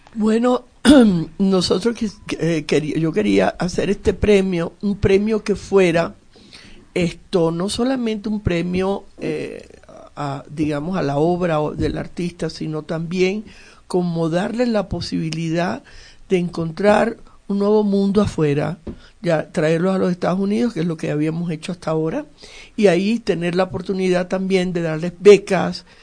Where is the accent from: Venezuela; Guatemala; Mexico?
Venezuela; also born or lived in Cuba; Nací en Cuba y me fui a Venezuela desde muy niña.